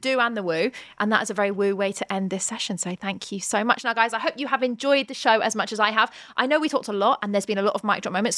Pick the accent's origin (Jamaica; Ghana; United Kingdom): United Kingdom; we're both British